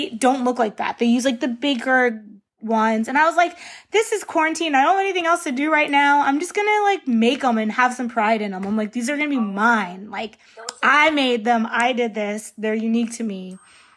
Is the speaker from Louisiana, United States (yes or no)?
no; Northern Virginia, United States; now in California, United States; I'm from Northern Virginia. That is where I'm from. That's where my parents still reside in that house. Like, I go home to Virginia